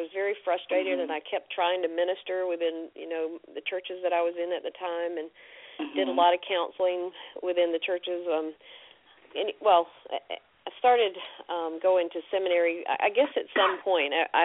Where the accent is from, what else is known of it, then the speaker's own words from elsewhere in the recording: Fayetteville, North Carolina, United States; also born or lived in Macon, Georgia; I grew up in Fayetteville, North Carolina, which is near Fort Bragg.